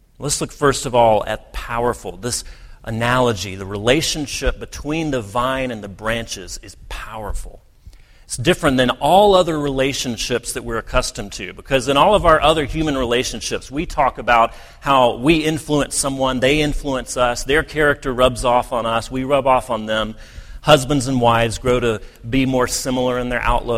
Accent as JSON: {"language": "English", "country": "United States", "said": "many of us as American"}